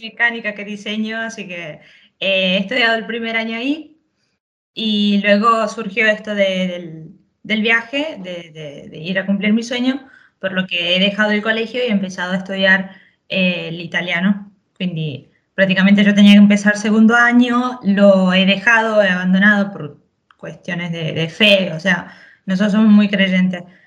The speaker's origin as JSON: {"language": "Spanish", "region": "Chaco", "country": "Argentina", "tie": "born or raised there", "said": "Yo nací en Chaco, Argentina, norte"}